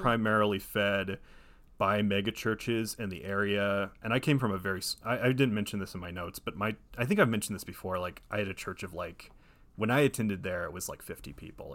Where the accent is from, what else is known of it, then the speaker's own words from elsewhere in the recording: Ohio, United States; moved away as an adult; now in Los Angeles, United States; I'm originally from Ohio, but I've lived in Los Angeles since twenty fifteen